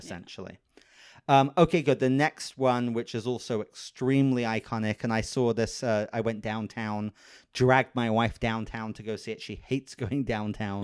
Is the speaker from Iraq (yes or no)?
no; United Kingdom; moved away as an adult; now in Los Angeles, United States; I'm British